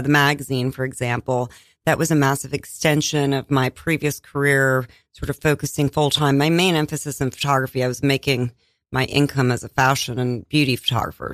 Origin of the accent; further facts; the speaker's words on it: Iowa, United States; I was born in Iowa